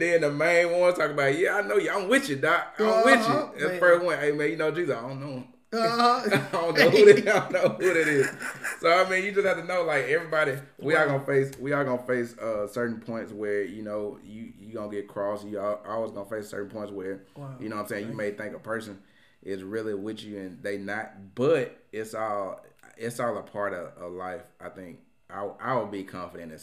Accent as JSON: {"language": "English", "town": "Plantersville", "region": "Mississippi", "country": "United States", "also_born_or_lived": "Tupelo, Mississippi", "said": "I say I'm from Tupelo because, you know, whatever, but, you know, from small town of Plantersville"}